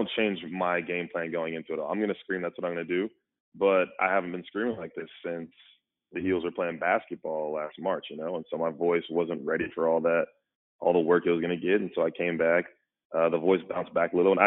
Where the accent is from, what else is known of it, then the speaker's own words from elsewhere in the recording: Jacksonville, Florida, United States; moved away; I'm from Jacksonville, Florida. I grew up going to watch Tebow, Chris Leak, all those guys in the swamp